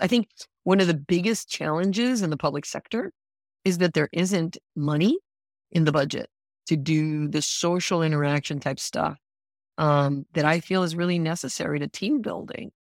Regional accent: Puerto Rico; moved away as an adult; also born or lived in Princeton, New Jersey / New York; now in Rhode Island, United States; I'm originally from Puerto Rico, and arrived in Rhode Island

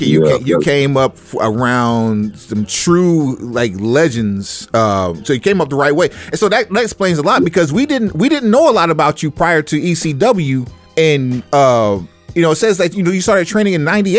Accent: Tulsa, Oklahoma, United States; I grew up in Tulsa

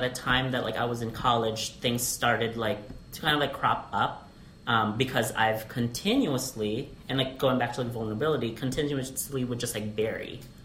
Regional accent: Alaska, United States; also born or lived in Philippines; now in Las Vegas, United States; I'm a 1.5 generation Filipino mm. uh, via Alaska.

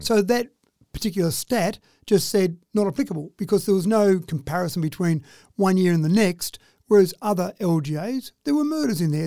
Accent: Dubbo, New South Wales, Australia; growing up in Dubbo

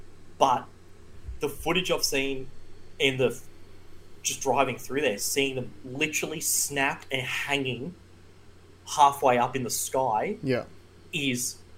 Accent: Tamborine Mountain, Queensland, Australia; we grew up on Tamborine Mountain.

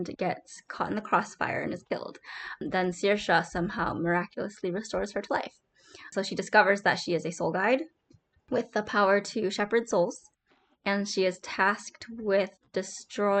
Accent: Wisconsin, United States; I'm from Wisconsin, so we got lots of cows.

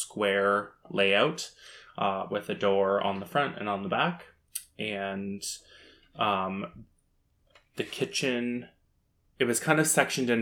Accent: Wainfleet, Ontario, Canada; I'm from Waynefleet, Ontario, which is kind of next to Port Colborne, just south of like Welland

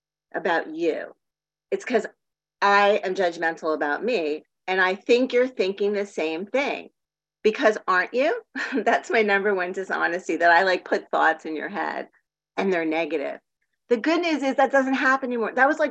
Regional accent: Miami Beach, Florida, United States; also born or lived in Palm Springs / San Diego; now in Portland, United States; So I grew up in Miami Beach, then Palm Springs, then San Diego.

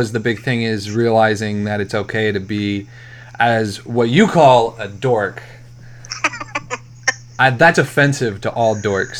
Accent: Vermont, United States; I was born in Vermont.

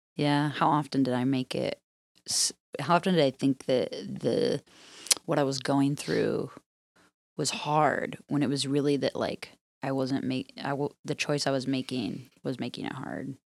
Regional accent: Midwest, United States; growing up in the Midwest, I grew up on, with this, like, work ethic

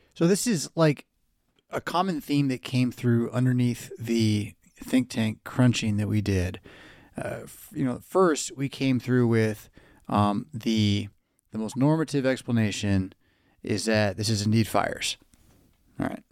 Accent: California, United States; moved away; I grew up in California.

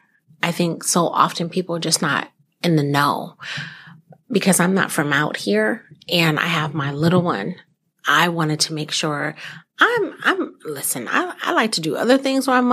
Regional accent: California, United States; now in Fox Cities, United States; being born and raised in California

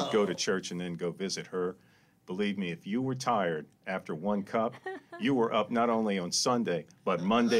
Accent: Lafayette, Louisiana, United States; growing up in Lafayette

